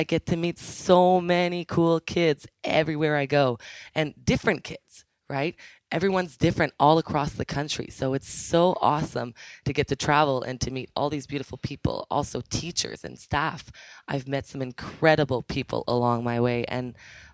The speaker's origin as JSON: {"language": "English", "country": "Canada", "tie": "born or raised there", "also_born_or_lived": "Ottawa", "said": "I am originally from Ottawa. I actually grew up in a very small town closer to Montreal, but I just call it Ottawa."}